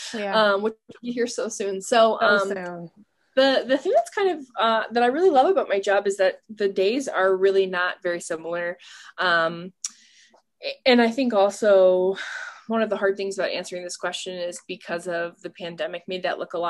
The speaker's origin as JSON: {"language": "English", "region": "Ohio", "country": "United States", "tie": "born or raised there", "said": "why should I not live in my hometown?"}